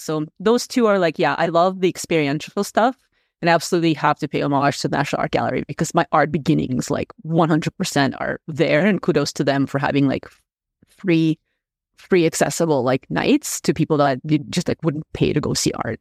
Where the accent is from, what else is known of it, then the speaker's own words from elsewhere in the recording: Moscow, Russia; first language Russian; English is a second language; now in Canada; I was born in Moscow, so I'm Russian.